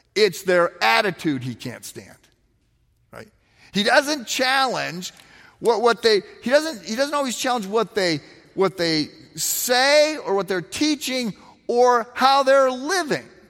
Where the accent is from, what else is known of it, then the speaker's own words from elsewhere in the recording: East Moline, Illinois, United States; moved away as an adult; When I was in high school, I, I lived in East Moline, Illinois, which is its own city, like North Chicago